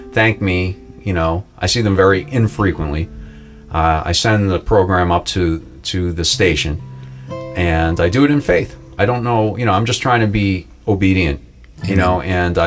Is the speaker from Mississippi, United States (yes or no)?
no; Boston, Massachusetts, United States; I'm from Boston